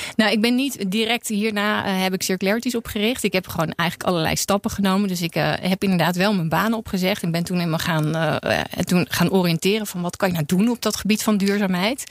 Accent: Netherlands; ik voel me wel een ontzettend bevoorrecht mens als Nederlander, maar ook als vrouw in Nederland

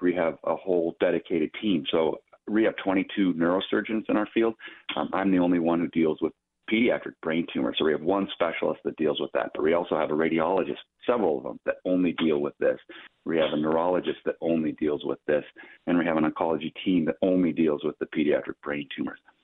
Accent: Minneapolis, Minnesota, United States; I'm a Minnesotan, true and true. So I was born in Minneapolis. I was born and raised there.

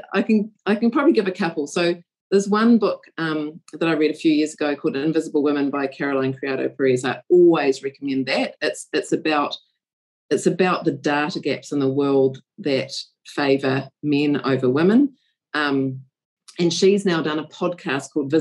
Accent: New Zealand; as a New Zealander

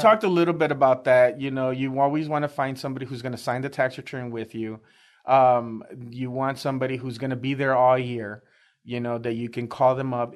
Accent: Chicago, Illinois, United States; moved away as an adult; now in Texas, United States; I'm originally from Chicago, uh, inner city Chicago, uh, born and raised

